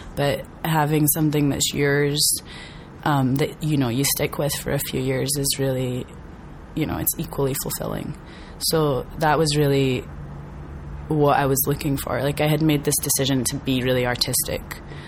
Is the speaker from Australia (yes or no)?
no; Scotland, United Kingdom; moved away as an adult; also born or lived in New York; now in Los Angeles, United States; I'm from Scotland.